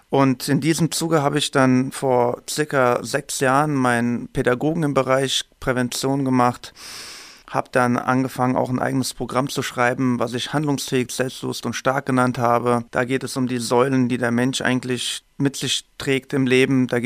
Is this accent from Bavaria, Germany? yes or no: no; Hesse, Germany; Ich komme aus dem Main-Taunus-Kreis, bin verheiratet, habe noch keine Kinder.